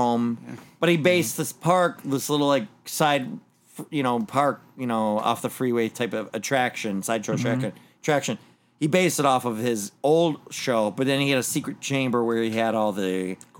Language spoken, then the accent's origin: English; Michigan, United States; I'm from Michigan.